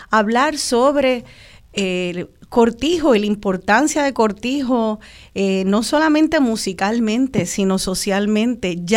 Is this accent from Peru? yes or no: no; Puerto Rico; Tanto de lo que pensamos que, ah, pues esto me identifica como boricua, es herencia de, nuestra... E-, es, afrodescendencia.